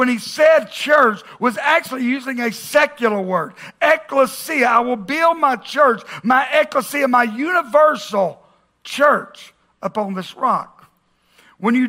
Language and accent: English; the South, United States; we grew up in the South